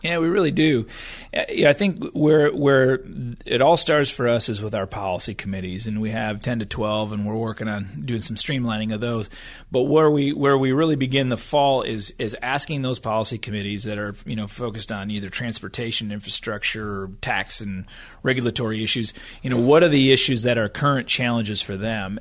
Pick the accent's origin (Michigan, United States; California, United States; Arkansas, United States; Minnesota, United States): Michigan, United States; moved away as an adult; also born or lived in Washington, D.C. / Oklahoma; I was from Michigan. I graduated from college and was trying to figure out what I wanted to do, moved to D C